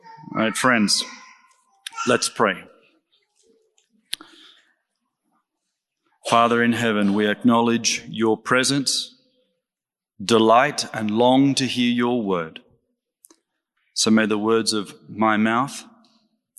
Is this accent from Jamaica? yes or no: no; Australia; I'm Australian